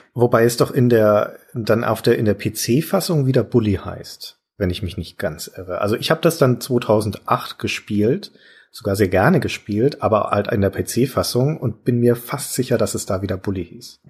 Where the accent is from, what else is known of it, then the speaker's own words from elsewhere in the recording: Franconia, Bavaria, Germany; bei uns in Franken